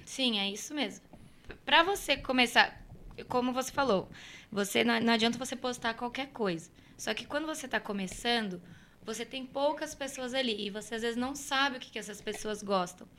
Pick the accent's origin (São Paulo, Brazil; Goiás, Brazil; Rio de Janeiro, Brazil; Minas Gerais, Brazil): São Paulo, Brazil; Cruzeiro; moved away as an adult; Foi em 2013 que eu saí de Cruzeiro, que eu fui para São Paulo